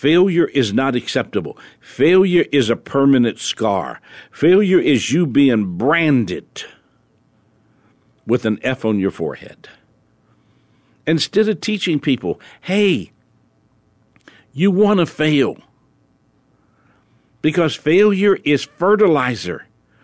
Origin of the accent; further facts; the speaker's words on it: New Orleans, Louisiana, United States; I was born in New Orleans.